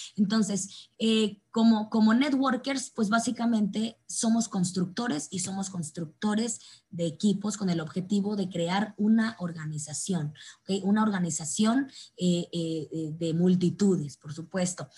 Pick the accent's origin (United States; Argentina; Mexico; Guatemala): Mexico; como buenos mexicanos, pues sí o sí lo hacemos extraordinariamente bien